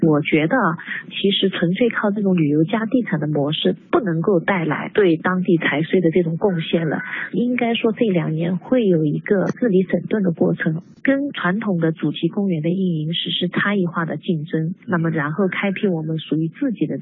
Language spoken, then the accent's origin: Chinese; Gansu, China; 我作为一个甘肃人